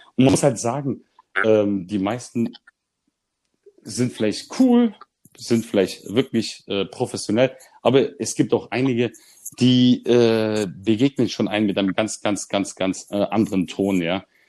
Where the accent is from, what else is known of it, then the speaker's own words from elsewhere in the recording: Germany; als Deutscher mit Migrationshintergrund